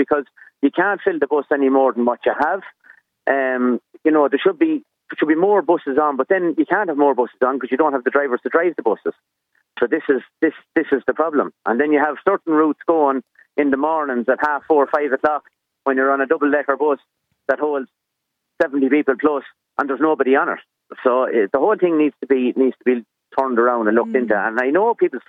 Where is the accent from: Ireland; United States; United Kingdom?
Ireland; Westmeath, Leinster; I'm from Westmeath